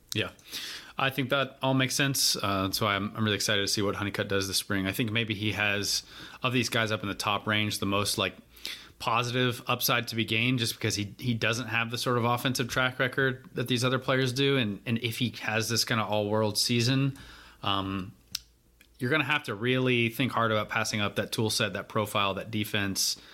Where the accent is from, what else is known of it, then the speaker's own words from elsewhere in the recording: North Carolina, United States; how great my home state is